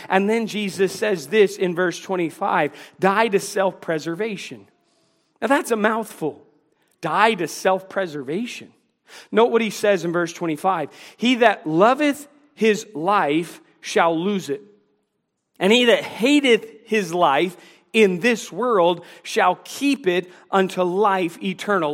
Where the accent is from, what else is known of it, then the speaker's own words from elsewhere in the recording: Washington, District of Columbia, United States; moved away as an adult; now in North Carolina, United States; I grew up in the Washington, D C area.